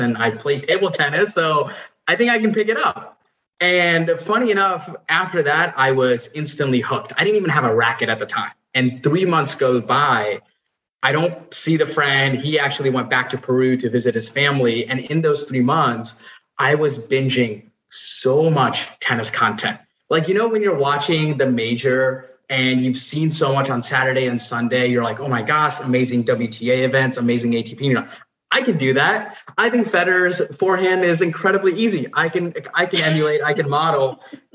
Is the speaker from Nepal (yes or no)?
yes; Nepal; now in United States; I was born and raised in Nepal, moved to the U.S.